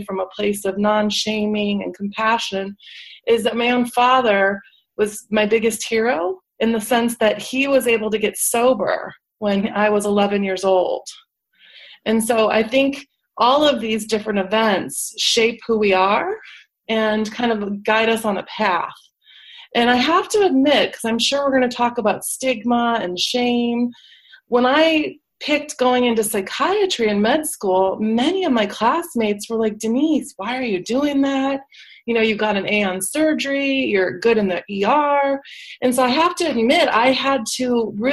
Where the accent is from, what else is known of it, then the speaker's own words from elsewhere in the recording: Schaumburg, Illinois, United States; moved away as an adult; also born or lived in Atlanta, Georgia / Los Angeles, California; now in California, United States; I grew up in the Midwest. I'm from Schaumburg, Illinois.